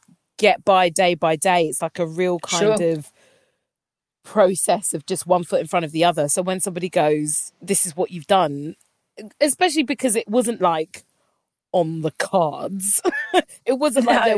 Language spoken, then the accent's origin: English; London, United Kingdom; also born or lived in Camberwell; I was born in Peckham, then we moved to Camberwell, and then sort of settled around just off Wharf Road